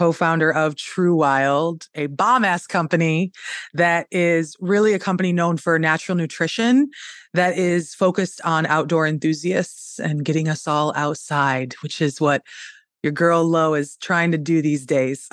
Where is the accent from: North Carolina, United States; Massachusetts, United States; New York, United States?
New York, United States; upstate; where I'm from in upstate New York, the real upstate